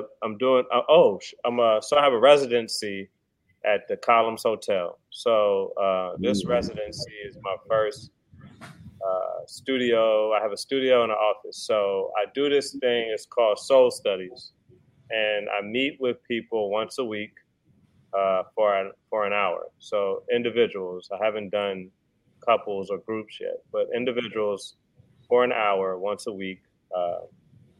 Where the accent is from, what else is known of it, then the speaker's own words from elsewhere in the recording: D.C. / Maryland, United States; moved away as an adult; also born or lived in Baton Rouge, Louisiana / Washington, D.C. / Frederick, Maryland; now in New Orleans, United States; I'm from Baton Rouge. I'm from Louisiana, but I grew up in D.C. in Maryland. Went to pretty much, elementary, really middle school to high school up there